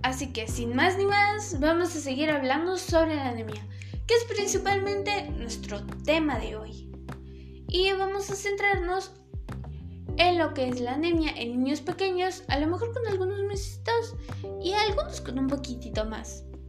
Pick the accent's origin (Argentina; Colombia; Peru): Peru; Obviamente de Perú, que es donde yo nací. Este es mi país, Perú.